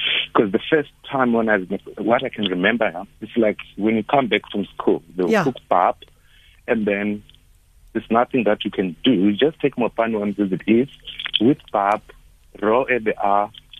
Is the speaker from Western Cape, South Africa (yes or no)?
no; Venda, Limpopo, South Africa; now in Cape Town, South Africa; I grew up in Limpopo in Venda.